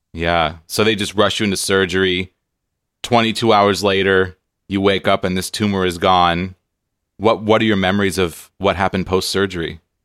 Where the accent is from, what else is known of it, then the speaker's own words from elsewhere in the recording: San Diego, California, United States; now in Seattle, United States; I grew up on the West Coast in San Diego, so a lot of beach time when I was a kid